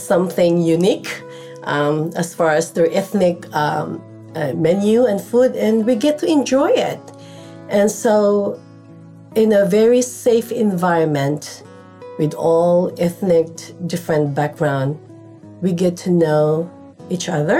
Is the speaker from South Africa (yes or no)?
no; Philippines; moved away as an adult; now in Simi Valley, United States; I came from Philippines. I migrated here in the United States in 1995 through my husband's visa. I finished my nursing degree in our country